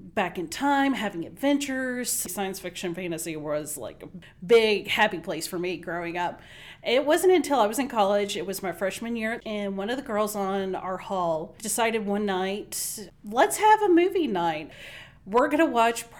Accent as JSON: {"language": "English", "region": "Kentucky", "country": "United States", "tie": "born or raised there", "said": "I am born and raised in Kentucky, and I went to college at Center College in Danville, Kentucky"}